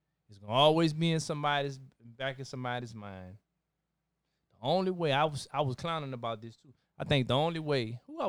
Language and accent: English; Minnesota, United States; So, growing up in Minnesota, no issues, no racism.